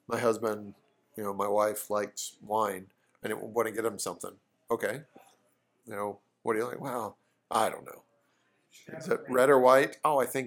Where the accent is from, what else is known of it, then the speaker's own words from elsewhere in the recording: New Zealand; I'm from New Zealand